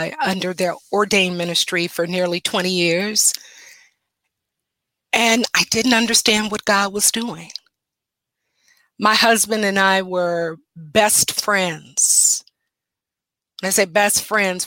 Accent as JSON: {"language": "English", "town": "Detroit", "region": "Michigan", "country": "United States", "tie": "born or raised there", "said": "I am a native Detroiter. I was born and raised in Detroit, Michigan"}